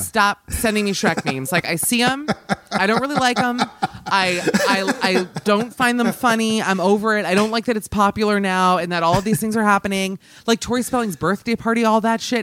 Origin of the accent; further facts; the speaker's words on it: United States; as an American